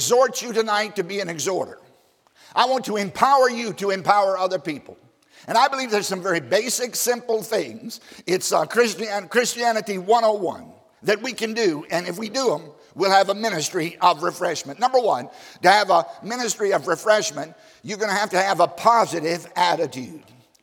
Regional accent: Southside, Virginia, United States; I grew up in Southside, Virginia, on a tobacco farm of all places

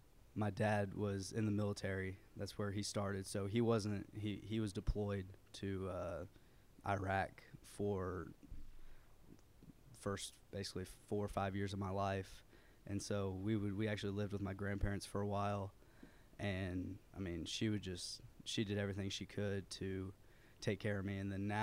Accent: Muncie, Indiana, United States; born there; also born or lived in Chattanooga; now in Lebanon, United States; I was born in Muncie, Indiana

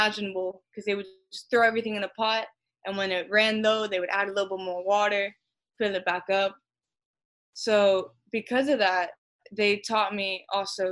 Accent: Miami, Florida, United States; now in Jacksonville, United States; I was born and raised in Miami, but both my parents were born in Colombia.

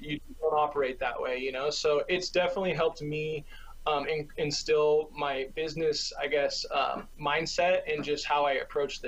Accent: California, United States; also born or lived in Nebraska; I'm from California, so it's good to be back. I obviously enjoyed Nebraska when I was out there, but this is my home.

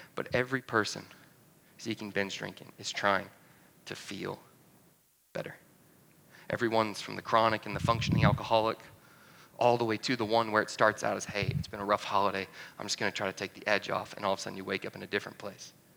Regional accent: North Georgia, United States; moved away; My family, originally, I'm from North Georgia

